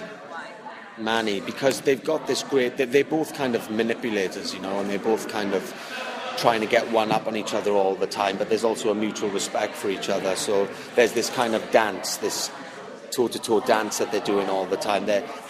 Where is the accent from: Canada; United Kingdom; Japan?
United Kingdom; Wales; moved away as an adult; like I'm from Wales, but then I left Wales when I was 19, and then I've travelled, so my accent isn't as thick as it would be if I was still living in Wales.